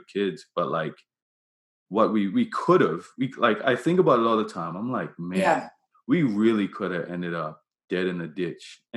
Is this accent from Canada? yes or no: no; Bermuda; I grew up in Bermuda